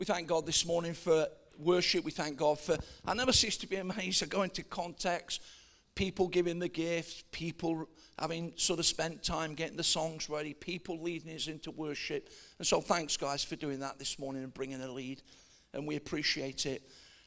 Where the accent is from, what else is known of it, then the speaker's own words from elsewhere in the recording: Nottingham, East Midlands, United Kingdom; I am a Midlander. I'm from Nottingham originally.